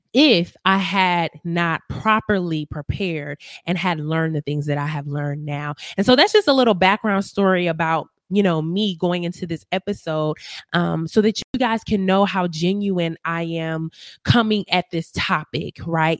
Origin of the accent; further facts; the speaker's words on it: Milwaukee, Wisconsin, United States; moved away as an adult; now in Las Vegas, United States; I'm originally from Milwaukee, Wisconsin